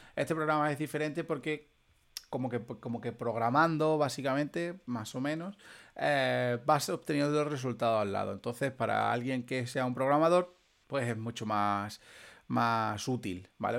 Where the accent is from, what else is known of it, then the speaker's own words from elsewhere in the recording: Extremadura, Spain; nosotros somos de Extremadura